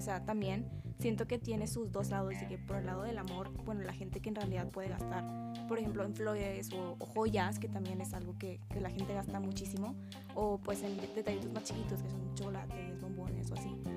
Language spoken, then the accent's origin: Spanish; Linares, Nuevo León, Mexico; now in Monterrey, Mexico; yo soy de Linares